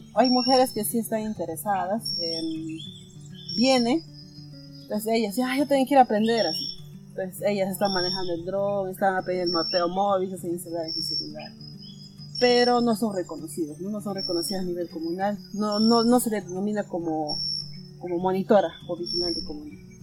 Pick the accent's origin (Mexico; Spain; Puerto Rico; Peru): Peru; Madre de Dios; soy de Perú, de la región Madre de Dios, Pueblo Aracno